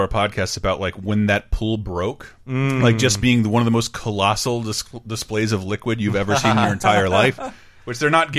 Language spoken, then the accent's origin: English; Florida, United States; now in San Francisco, United States; Growing up in Florida